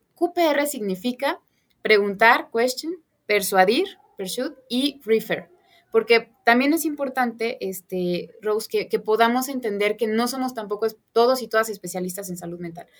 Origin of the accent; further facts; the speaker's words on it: Puebla, Mexico; yo soy poblana